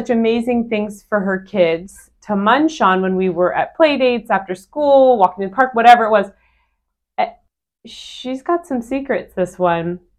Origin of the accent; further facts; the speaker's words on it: Northern California, United States; Amy and I are both from Northern California